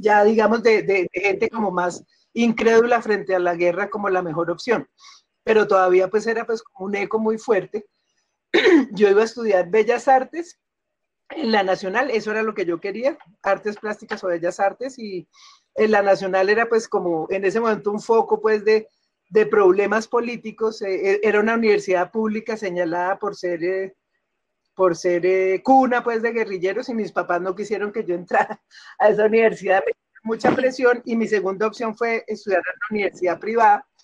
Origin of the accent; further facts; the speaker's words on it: Bogotá, Colombia; also born or lived in Cali; yo crecí en Bogotá, mi infancia fue en Cali, pero después pues, crecí en Bogotá